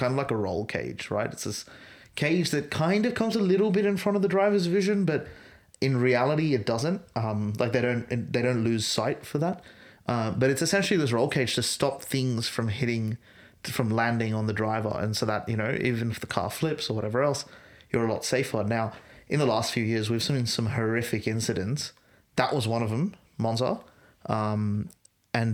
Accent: Australia; It's a frustrating thing as an Australian fan

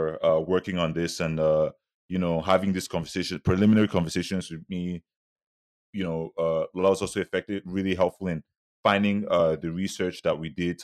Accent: Nigeria; moved away; we're all looked at as Nigerian.

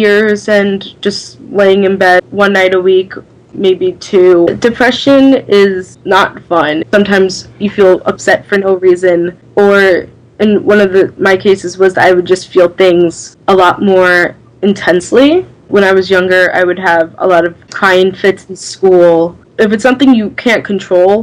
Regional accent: Long Island, New York, United States; I'm from Long Island.

